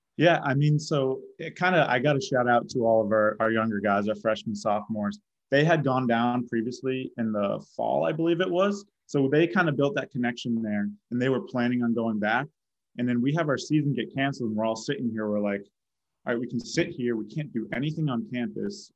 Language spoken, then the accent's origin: English; Boston, Massachusetts, United States; moved away as an adult; I'm from Boston.